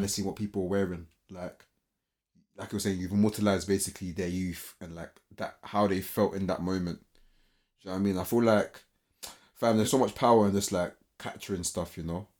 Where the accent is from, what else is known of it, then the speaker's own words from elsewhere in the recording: England, United Kingdom; growing up as a British or Ghanaian British, um, individual